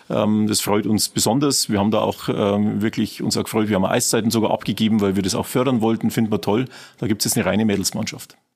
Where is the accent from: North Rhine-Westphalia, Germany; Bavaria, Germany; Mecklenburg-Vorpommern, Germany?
Bavaria, Germany; Regensburg; Ich bin selber aus Regensburg, ähm, in Prüfening geboren, dort auch aufgewachsen und äh, eigentlich mein ganzes Leben in Regensburg gewesen